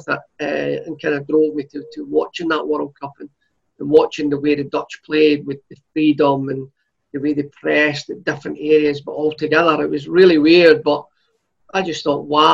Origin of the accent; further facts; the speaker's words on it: Clydebank, Scotland, United Kingdom; I was born in Scotland, brought up in Clydebank